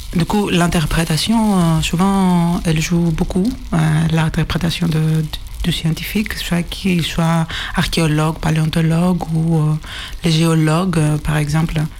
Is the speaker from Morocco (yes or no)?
no; Greece; accent: Greek; French is a second language; moved away; mon accent est grec